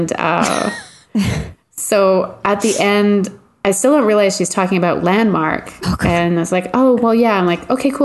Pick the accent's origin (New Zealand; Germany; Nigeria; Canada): Canada; we're Canadian